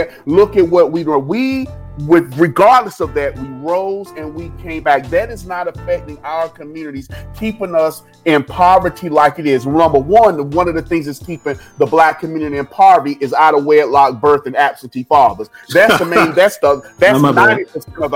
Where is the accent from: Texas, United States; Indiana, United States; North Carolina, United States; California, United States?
North Carolina, United States; Rocky Mount; now in Durham, United States; I'm from Rocky Mount, North Carolina.